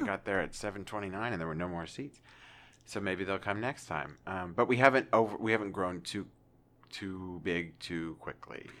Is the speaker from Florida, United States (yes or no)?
no; Pennsylvania, United States; also born or lived in New York City / Kansas; now in Arkansas, United States; a wonderful pretzel factory that I grew up around the corner from